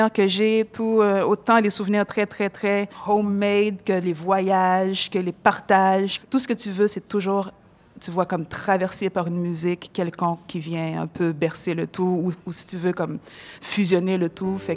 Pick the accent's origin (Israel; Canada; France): Canada; Montreal, Quebec; also born or lived in Haiti; je suis née au Québec, direct en Haïti en, naissant, parce que, bon, les parents devaient ramasser du cob. la grand-mère a pris soin de moi à bas avec, avec ma marraine et mes tantes. Cinq ans, je reviens. Euh, d'abord dans Saint-Michel.